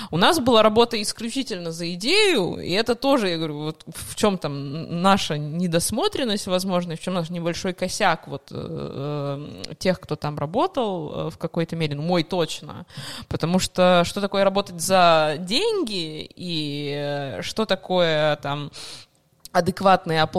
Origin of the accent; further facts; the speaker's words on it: Moscow, Russia; moved away as an adult; also born or lived in Yekaterinburg; now in Saint Petersburg, Russia; а я да, из Москвы.